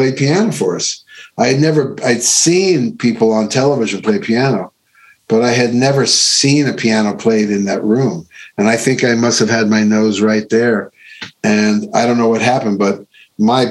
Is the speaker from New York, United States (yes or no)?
yes; Long Island, New York, United States; I grew up in Long Island